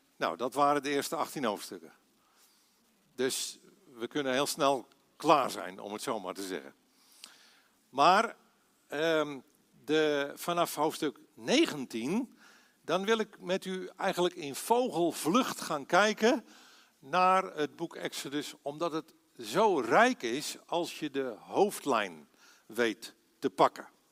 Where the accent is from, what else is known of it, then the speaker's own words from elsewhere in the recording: Aalsmeer, North Holland, Netherlands; moved away as an adult; also born or lived in Belgium / Assen; geboren en getogen in Aalsmeer